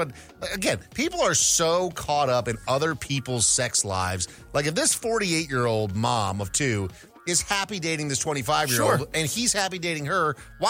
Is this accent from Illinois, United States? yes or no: no; Minnesota, United States; growing up in Minnesota